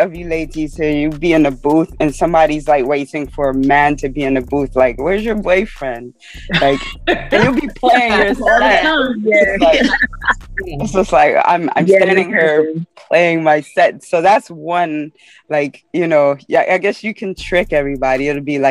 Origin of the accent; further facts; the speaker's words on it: New York City, New York, United States; also born or lived in the Bronx; I'm a Brooklyn girl. I'm currently in the Bronx right now, but I'm a Brooklyn girl